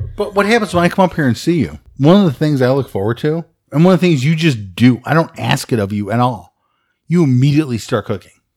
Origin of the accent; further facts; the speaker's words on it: Chicago, Illinois, United States; I grew up in Chicago